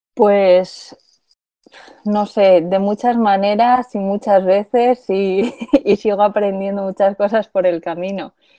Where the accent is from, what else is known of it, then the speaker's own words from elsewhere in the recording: Zaragoza, Aragon, Spain; moved away as an adult; also born or lived in Madrid; soy de Zaragoza, nací y crecí en Zaragoza y soy de origen chino